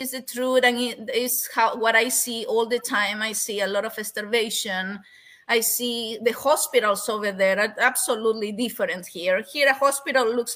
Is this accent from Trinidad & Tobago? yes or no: no; Peru; English is a second language; moved away; growing up in Peru was was beautiful, but at the same time was a little difficult